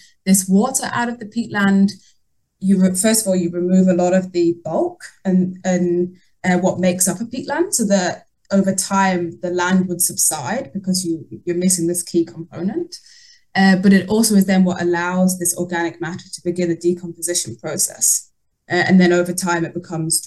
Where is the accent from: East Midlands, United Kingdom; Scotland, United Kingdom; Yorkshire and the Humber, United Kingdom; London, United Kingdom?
Yorkshire and the Humber, United Kingdom; also born or lived in Netherlands / New Zealand; now in Denmark; I grew up in North Yorkshire, so by the Yorkshire Moors